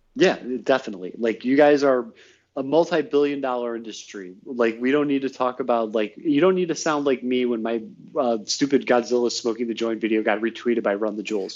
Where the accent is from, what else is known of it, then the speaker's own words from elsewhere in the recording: Northfield, Ohio, United States; I'm from Northfield. It's like a little bit outside the city